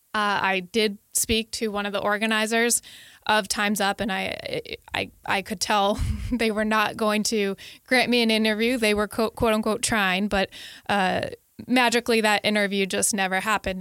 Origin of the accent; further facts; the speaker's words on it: Connecticut, United States; I'm from Connecticut, and my, uh, s, my senator